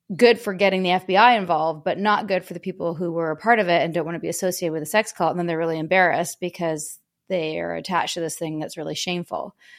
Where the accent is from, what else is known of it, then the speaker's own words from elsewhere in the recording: Vancouver, British Columbia, Canada; I'm from Canada, born and raised in Vancouver.